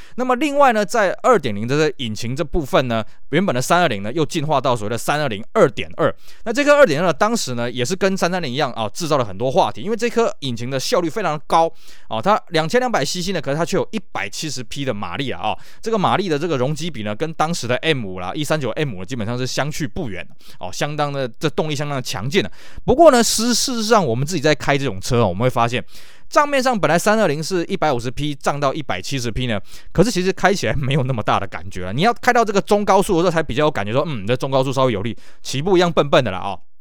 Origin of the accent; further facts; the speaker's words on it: Taiwan; 我们台湾这边